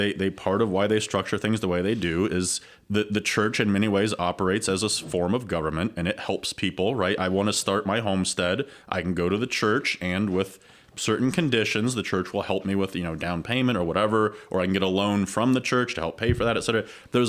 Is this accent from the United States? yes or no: yes; Ohio, United States; I grew up in Ohio, but this is my home.